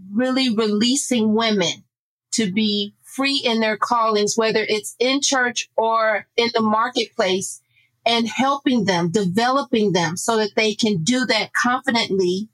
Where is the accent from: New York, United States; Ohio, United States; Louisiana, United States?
Ohio, United States; Akron; moved away as an adult; also born or lived in Iceland; my hometown